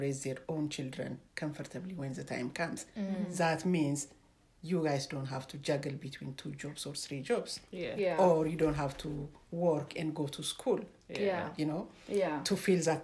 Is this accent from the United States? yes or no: no; Ethiopia; now in Canada; originally I'm from Ethiopia